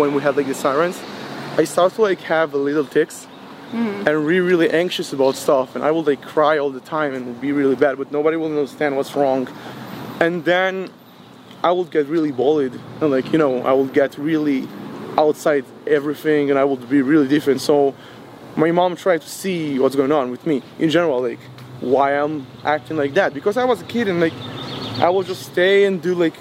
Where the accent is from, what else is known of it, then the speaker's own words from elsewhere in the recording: Ashdod, Southern District, Israel; also born or lived in Rehovot; I was born and raised in Ashdod.